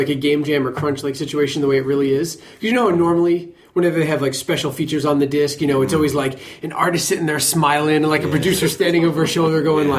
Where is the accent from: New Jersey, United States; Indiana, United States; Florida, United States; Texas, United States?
New Jersey, United States; moved away; I'm from Jersey.